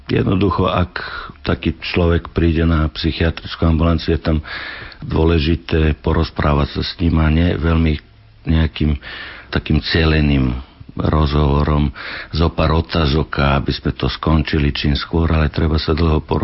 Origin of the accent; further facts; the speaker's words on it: Vršac, Vojvodina, Serbia; Slovak is a second language; moved away as an adult; also born or lived in England / Switzerland / Banská Bystrica, Slovakia; now in Slovakia; medzi Banskom Bysticom a Vršacom, odkiaľ som ja, to je vo Vojvodine, blízko rumúnskych hraníc